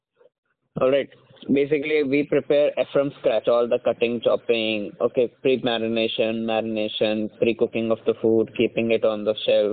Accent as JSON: {"language": "English", "town": "Bareilly", "region": "Uttar Pradesh", "country": "India", "moved": "as an adult", "lives_now": "Hyderabad, India", "said": "I belong to Uttar Pradesh. I belong to the city Bareilly"}